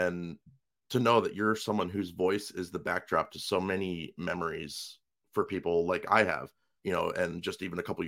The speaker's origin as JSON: {"language": "English", "region": "Ohio", "country": "United States", "tie": "born or raised there", "said": "born and raised in Ohio"}